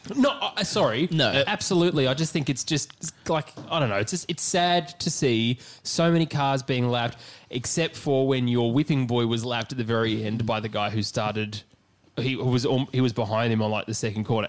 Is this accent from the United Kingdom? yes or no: no; Australia; We are three Australian blokes based out of Melbourne.